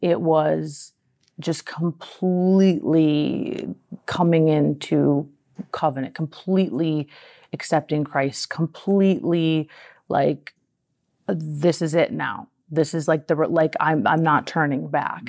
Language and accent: English; Minnesota, United States; now in California, United States; I'm a girl from Minnesota. I moved to California